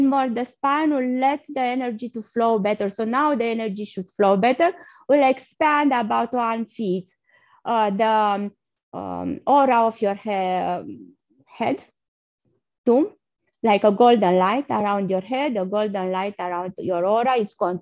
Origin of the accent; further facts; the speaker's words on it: Romania; moved away; I'm originally from Romania